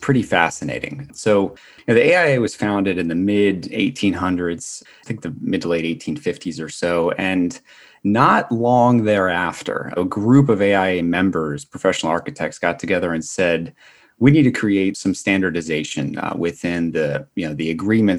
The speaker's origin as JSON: {"language": "English", "town": "Atlantic City", "region": "New Jersey", "country": "United States", "tie": "born or raised there", "also_born_or_lived": "upstate New York / Washington, District of Columbia, United States", "moved": "as an adult", "said": "I was born and raised in Atlantic City, New Jersey"}